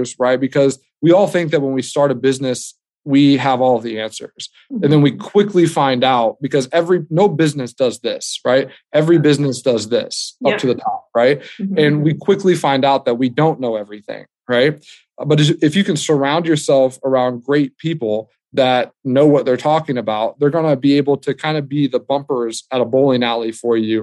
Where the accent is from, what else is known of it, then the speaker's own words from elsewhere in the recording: United States; us being American